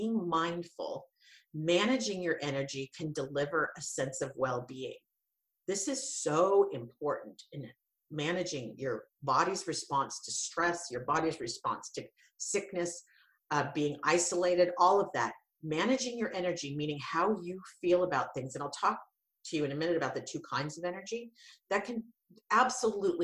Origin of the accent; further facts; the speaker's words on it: Santa Cruz, California, United States; I'm from Santa Cruz